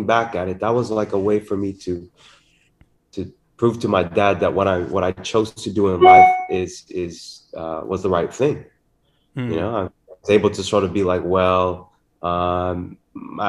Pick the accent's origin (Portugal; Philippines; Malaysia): Philippines; growing up in the Philippines with my father